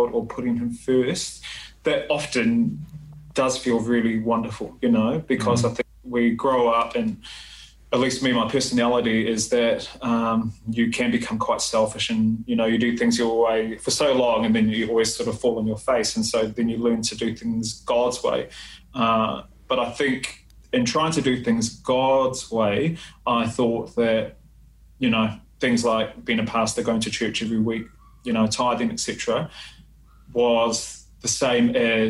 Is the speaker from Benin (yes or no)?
no; New Zealand; I'm a Samoan, so born and raised in New Zealand